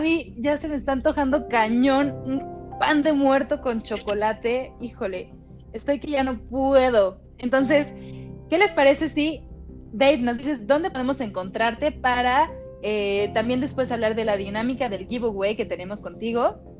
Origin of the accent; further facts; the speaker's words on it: Mexico City, Mexico; quienes somos de la Ciudad de México